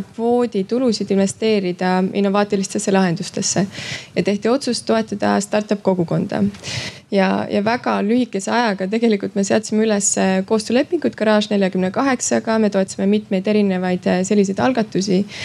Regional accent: Estonia; moved away; ma olen Eestist

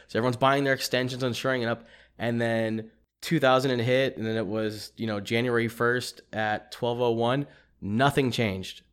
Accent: East Texas, United States; born or raised there; moved away

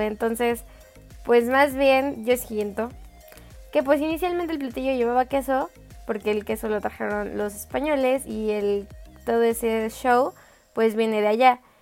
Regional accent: Mexico City, Mexico; sí soy chilanga

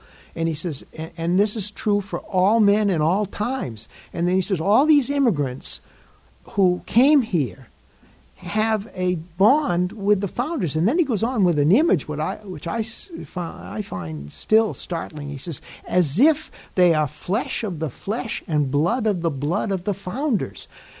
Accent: United States

